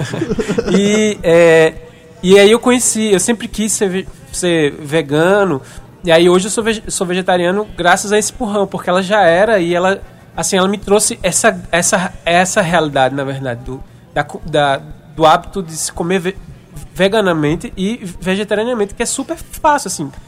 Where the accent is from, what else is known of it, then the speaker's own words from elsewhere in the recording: Paraíba, Brazil; eu é, sou nordestino, paraibano